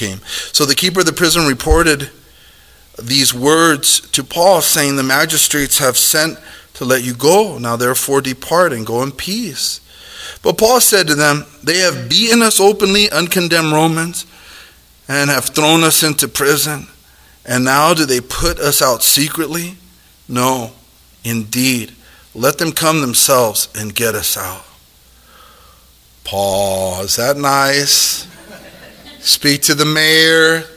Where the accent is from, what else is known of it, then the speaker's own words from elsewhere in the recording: United States; We're Americans